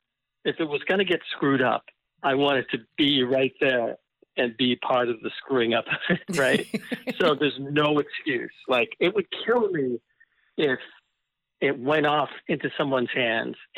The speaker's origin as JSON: {"language": "English", "town": "Malden", "region": "Massachusetts", "country": "United States", "tie": "born or raised there", "said": "I grew up just north of Boston, yeah, in Malden, Massachusetts"}